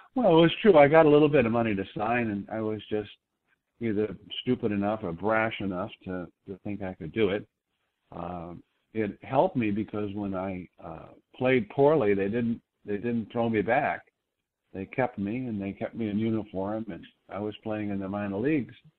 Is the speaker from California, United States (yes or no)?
no; Boston, Massachusetts, United States; moved away as an adult; I was from Boston